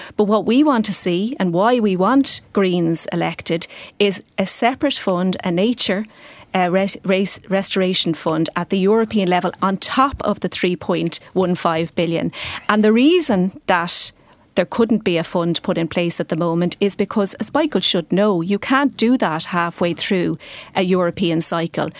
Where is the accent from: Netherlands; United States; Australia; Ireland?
Ireland